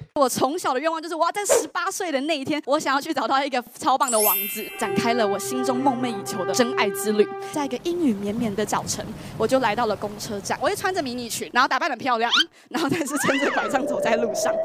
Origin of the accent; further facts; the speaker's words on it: Taiwan; 就直接用N B A的方式打爆我们台湾人